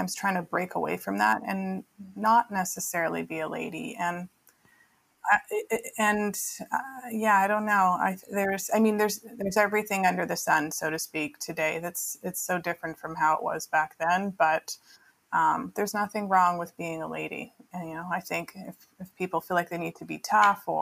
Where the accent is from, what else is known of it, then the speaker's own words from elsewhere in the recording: Vancouver, British Columbia, Canada; now in Los Angeles, United States; I grew up in Vancouver, but I grew up outside the city. It's only 30 minutes